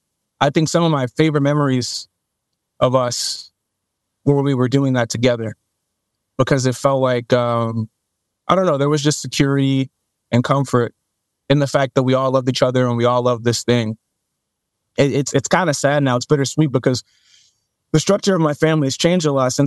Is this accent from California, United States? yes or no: no; Dallas, Texas, United States; when I was younger, the stomping grounds of my family, when I was younger, we moved around South Dallas quite a bit, but mainly like Pleasant Grove, Oak Cliff, if you know these areas, then yeah, that's where my family's from.